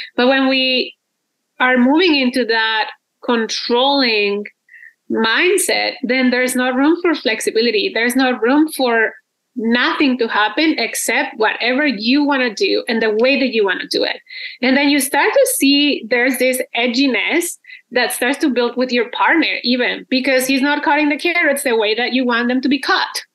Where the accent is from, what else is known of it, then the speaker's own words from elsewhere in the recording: Mexico; moved away as an adult; now in Canada; I'm originally from Mexico, and I've been living in Canada for like 12 years already